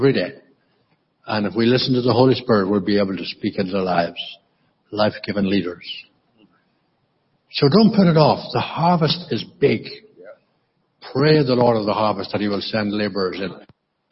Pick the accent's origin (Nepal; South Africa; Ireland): Ireland; County Monaghan, Ulster; when I grew up in County Monaghan in the Republic, I was brought up in a very, very traditional Anglican church called Church of Ireland